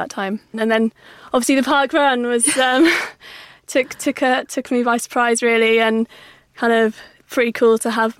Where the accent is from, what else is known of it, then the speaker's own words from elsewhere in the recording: Cumbria, North West England, United Kingdom; moved away as an adult; also born or lived in Cardiff; I grew up in Cumbria, so I represented Cumbria at all the English schools events